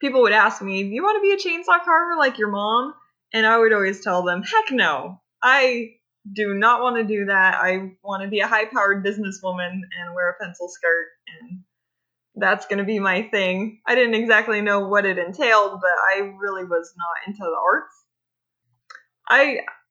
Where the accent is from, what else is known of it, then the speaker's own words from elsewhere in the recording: California, United States; I grew up in California